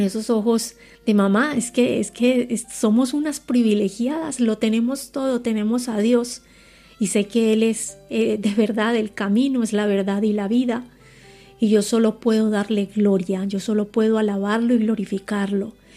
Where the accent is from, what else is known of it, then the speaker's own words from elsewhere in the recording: Colombia; moved away as an adult; now in Spain; tengo 43 años, nací en Colombia